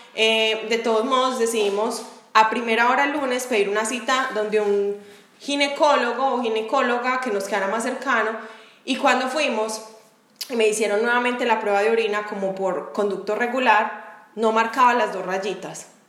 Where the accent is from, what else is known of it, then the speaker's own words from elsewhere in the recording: Medellín, Antioquia, Colombia; moved away as an adult; now in Jacksonville, United States; las dos somos de Medellín y yo estoy en Jacksonville, Florida.